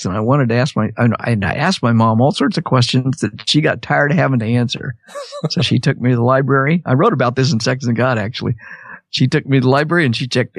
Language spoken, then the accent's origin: English; Wichita, Kansas, United States; moved away as an adult; also born or lived in Nashville, Tennessee; I was raised in Wichita, Kansas, really conservative area